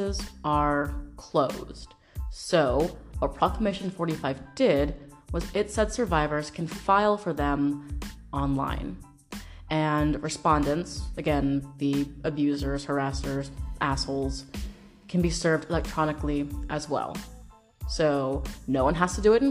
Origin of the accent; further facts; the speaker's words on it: Washington, United States; my home state, Washington State